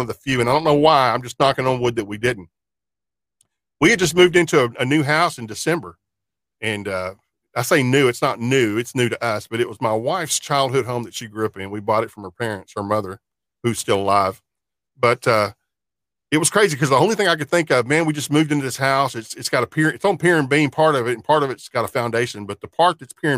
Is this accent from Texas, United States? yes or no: yes; small town south of Fort Worth, Texas, United States; I'm a lifelong resident of Fort Worth, Texas. I was born in Fort Worth. Now, I grew up in a little small town kind of south of Fort Worth as a kid.